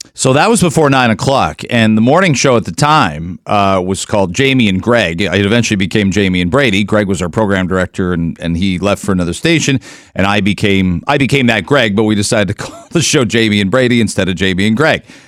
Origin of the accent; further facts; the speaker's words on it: Canada; also born or lived in Detroit, United States; now in Toronto, Canada; as a Canadian working in Detroit